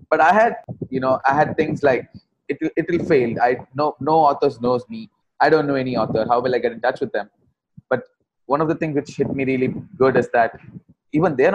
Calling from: Bangalore, Karnataka, India; Right. I'm coming from Bangalore, India.

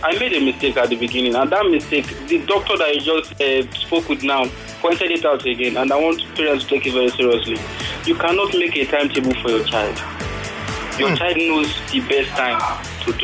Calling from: Lagos, Nigeria; I'm calling from Satellite Town.

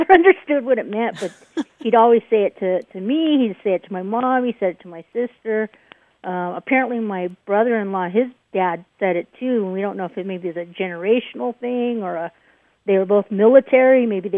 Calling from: Lexington, Kentucky, United States; I'm calling in from Lexington, Kentucky.

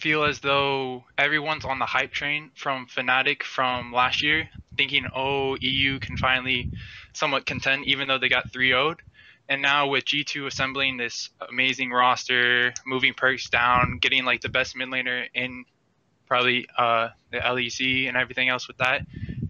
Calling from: Miami, Florida, United States; Miami, Florida.

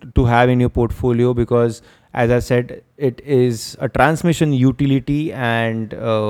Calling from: Maharashtra, India; in many parts of India, and I am speaking from Maharashtra. There is a power crunch which we are witnessing here in Maharashtra as well.

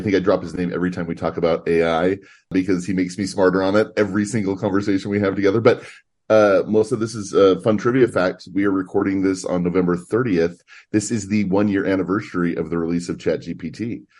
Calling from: Bogota, Colombia; I am broadcasting live from Politecnico Gran Colombiano here in Bogota, Colombia.

